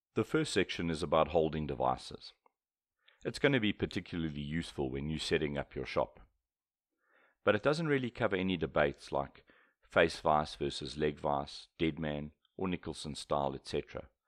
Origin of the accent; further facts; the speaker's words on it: South Africa; I'm a South African, so British English is much closer to my mother tongue than U S English.